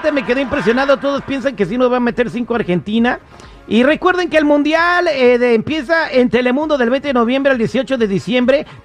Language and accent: Spanish; Zacatecas, Mexico; Sí, soy de Zacatecas.